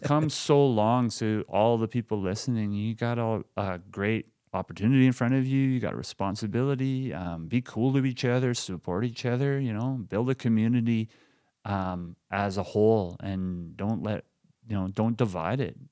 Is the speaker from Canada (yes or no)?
yes; Lloydminster, Canada; growing up in Lloydminster